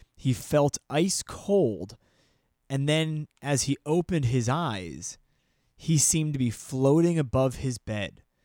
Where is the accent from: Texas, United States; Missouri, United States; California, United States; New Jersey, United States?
New Jersey, United States; I'm from New Jersey